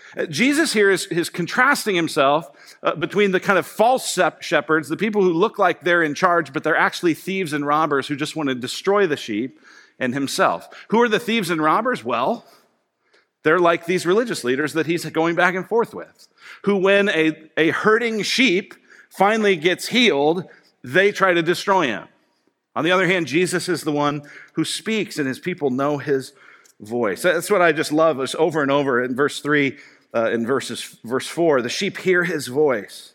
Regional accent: Colorado, United States; I grew up in Colorado

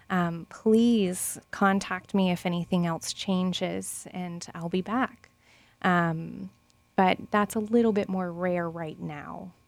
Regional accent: Lakeland, Florida, United States; moved away; I'm actually second generation Lakelander

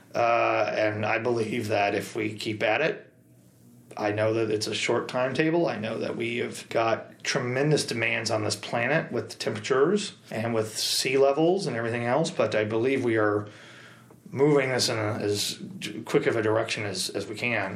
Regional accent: Marshfield, Missouri, United States; my hometown of Marshfield

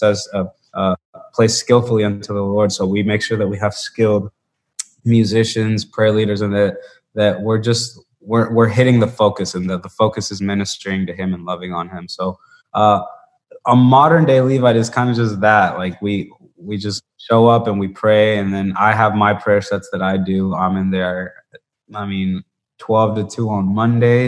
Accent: Bogota, Colombia; I'm from Colombia, from Bogota, Colombia.

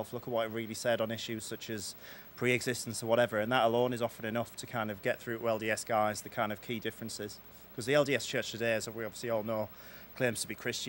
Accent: Middlesbrough, North East England, United Kingdom; I'm from Middlesbrough in the northeast of England, just below Newcastle

